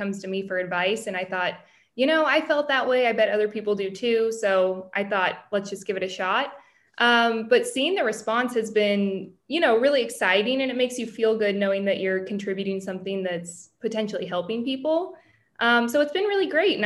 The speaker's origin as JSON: {"language": "English", "region": "California", "country": "United States", "tie": "born or raised there", "also_born_or_lived": "Los Angeles / San Francisco", "said": "born and raised in California"}